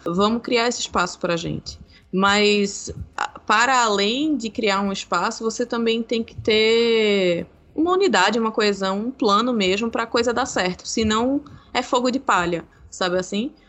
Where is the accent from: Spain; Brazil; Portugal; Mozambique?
Brazil; nós somos brasileiros